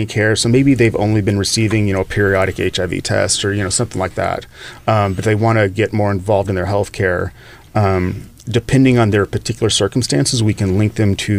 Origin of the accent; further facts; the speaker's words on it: Arkansas, United States; accent: southern drawl, Texas twang; moved away as an adult; also born or lived in Dallas, Texas; now in Los Angeles, United States; I was born in Arkansas. I lived there for about the first 20 years